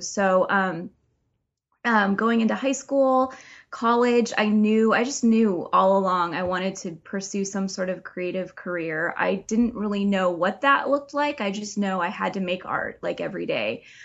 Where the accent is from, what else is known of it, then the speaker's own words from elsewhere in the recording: Oregon coast, United States; also born or lived in California; we moved back to my hometown on the Oregon coast